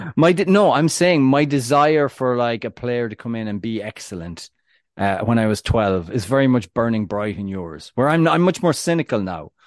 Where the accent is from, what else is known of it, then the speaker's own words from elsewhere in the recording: Ireland; I'm, I'm Irish